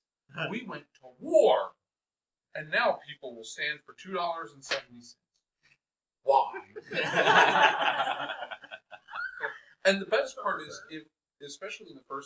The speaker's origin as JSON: {"language": "English", "town": "Philadelphia", "region": "Pennsylvania", "country": "United States", "tie": "born or raised there", "said": "my hometown"}